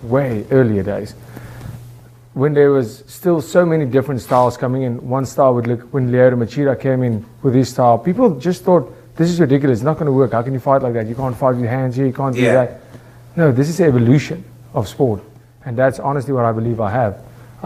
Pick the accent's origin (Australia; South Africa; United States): South Africa; I'm from South Africa